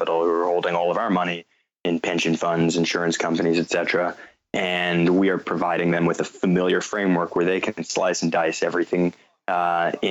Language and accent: English; North Carolina, United States; also born or lived in New York; I was coincidentally born in New York. My parents had just moved from South Africa, and I grew up in North Carolina